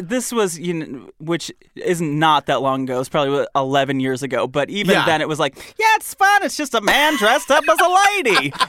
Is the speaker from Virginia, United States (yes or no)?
no; Michigan, United States; and I grew up in Michigan.